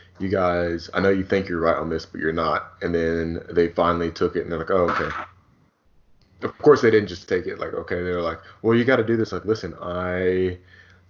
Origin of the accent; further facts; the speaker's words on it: Indiana, United States; moved away; I'm from Indiana